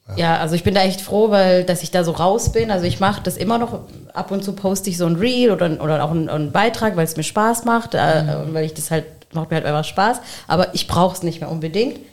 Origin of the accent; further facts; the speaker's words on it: Germany; habe halt pakistanische Wurzeln und mein Mann hat palästinensische Wurzeln und wir sind in Deutschland aufgewachsen